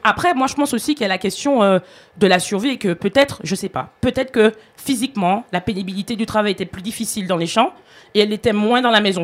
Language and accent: French; Martinique; moi, par exemple, en tant que Martiniquaise